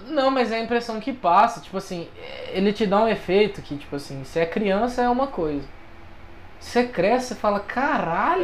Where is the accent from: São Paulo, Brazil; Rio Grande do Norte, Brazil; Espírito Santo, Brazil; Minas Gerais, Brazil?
São Paulo, Brazil; eu sou do estado de São Paulo